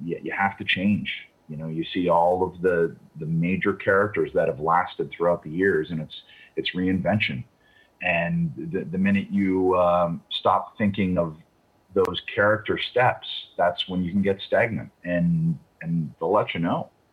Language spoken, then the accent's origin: English; Toronto, Ontario, Canada; I hadn't been back in Toronto for two years